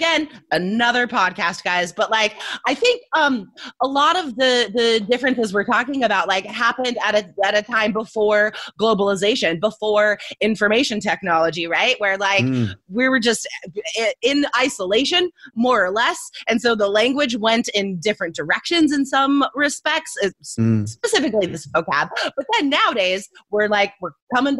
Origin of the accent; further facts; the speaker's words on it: United States; as an American